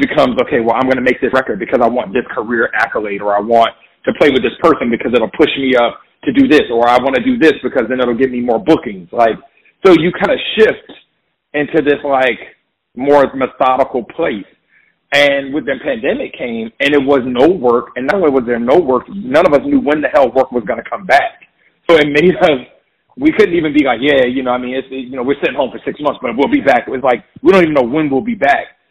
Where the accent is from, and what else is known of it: Jacksonville, Florida, United States; born or raised there; moved away as an adult; now in New York, United States